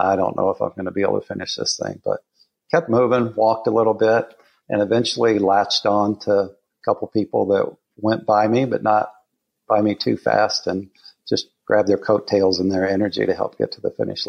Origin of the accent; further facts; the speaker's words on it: Southern Colorado, United States; moved away; I was born in Southern Colorado